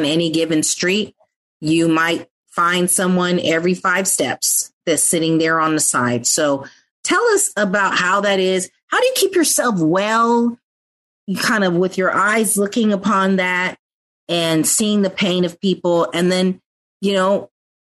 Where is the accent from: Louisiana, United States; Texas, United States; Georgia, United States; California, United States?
California, United States; San Francisco; I grew up in San Francisco, but in the Western Addition and the Mission District